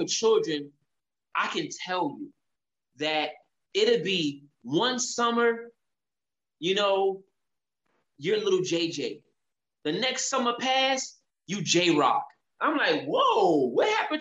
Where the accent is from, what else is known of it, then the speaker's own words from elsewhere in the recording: United States; who was born and raised in America